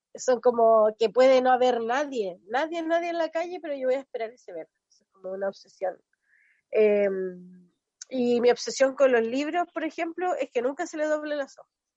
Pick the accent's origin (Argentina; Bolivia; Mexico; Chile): Chile; Chiloé, Los Lagos; soy de Chiloé, tengo 30 años, ya cambié folio este año, vivo en Castro